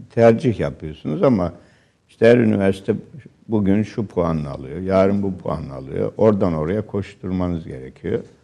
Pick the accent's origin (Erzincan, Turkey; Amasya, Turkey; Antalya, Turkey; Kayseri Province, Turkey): Erzincan, Turkey; Refahiye; moved away; Bizim köyümüz ve ilçe Refahiye Dumanlı Dağları'na yaslanmıştı.